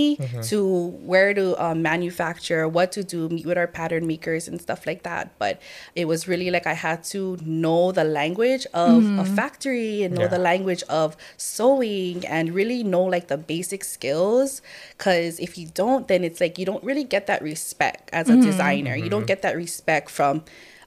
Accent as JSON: {"language": "English", "town": "Hilo", "region": "Hawaii", "country": "United States", "tie": "born or raised there", "moved": "as an adult", "lives_now": "Honolulu, United States", "said": "originally I'm actually from Honolulu, but growing up I lived in Hilo. I was raised in Hilo."}